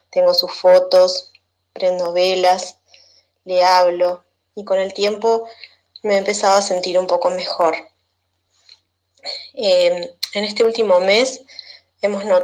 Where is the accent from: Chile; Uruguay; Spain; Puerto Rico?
Uruguay; soy de Uruguay